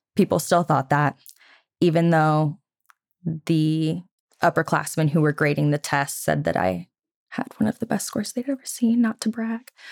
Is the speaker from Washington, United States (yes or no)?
no; Geneseo, Illinois, United States; moved away as an adult; I was born and raised in Geneseo, Illinois for the first twenty-one years of my life